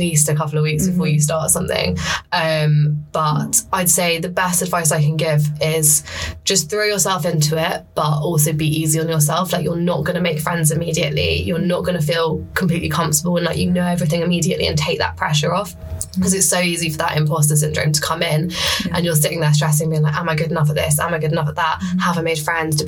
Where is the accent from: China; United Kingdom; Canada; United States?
United Kingdom; Essex, East of England; moved away as an adult; also born or lived in Sheffield; now in London, United Kingdom; I'm from Essex originally, so I'd kind of grown up having London on the doorstep